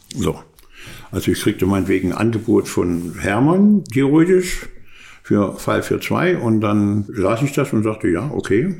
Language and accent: German; Germany; wir keine Chancen als Deutsche